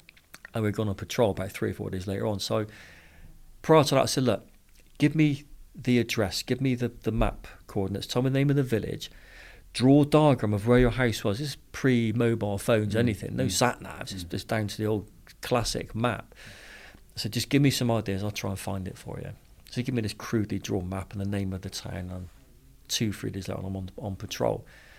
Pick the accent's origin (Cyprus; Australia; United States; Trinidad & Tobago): Cyprus; born there; I was born in Cyprus. He said, oh, really, were you? And I said, yeah, back in the 70s.